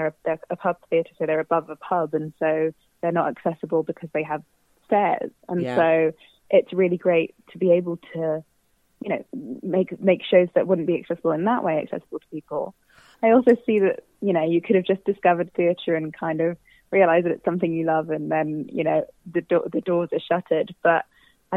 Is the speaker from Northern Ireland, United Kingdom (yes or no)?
no; Southampton, South East England, United Kingdom; moved away; I'm originally from Southampton